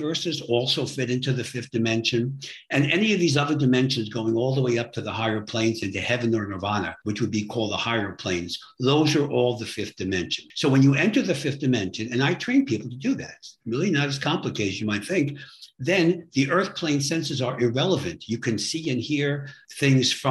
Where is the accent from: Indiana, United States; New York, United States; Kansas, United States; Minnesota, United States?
New York, United States; New York City; I'm from New York City.